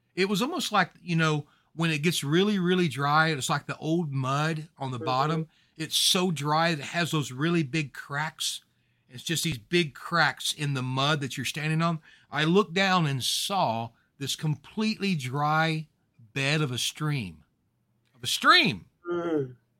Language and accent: English; Louisiana, United States; I'm from Louisiana